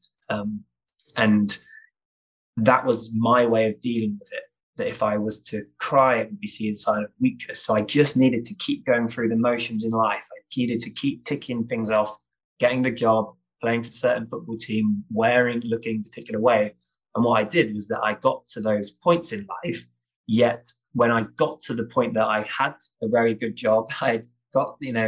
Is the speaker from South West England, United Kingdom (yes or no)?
yes; St Ives, South West England, United Kingdom; moved away as an adult; growing up in St. Ives in Cornwall